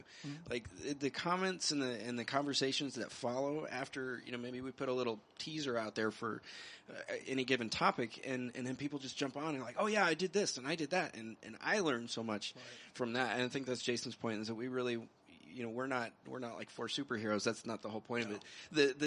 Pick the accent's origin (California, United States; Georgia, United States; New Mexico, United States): New Mexico, United States; I'm from New Mexico